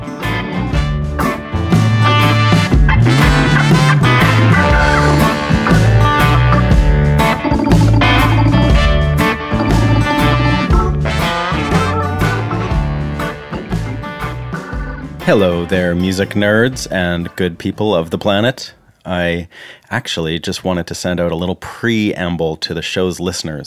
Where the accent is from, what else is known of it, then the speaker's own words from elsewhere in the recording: Canada; moved away as an adult; now in Nashville, United States; I'm a Canadian guitarist, songwriter, producer, and engineer, and I've been living and working here in Nashville for the last 4 years